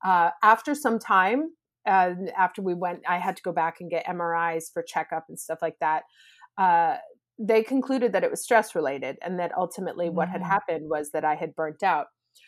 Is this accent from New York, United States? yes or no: yes; New York, United States; moved away as an adult; now in Italy; So I am originally from New York, actually, and I moved to Italy when I was 24 years old. And I started working in advertising here.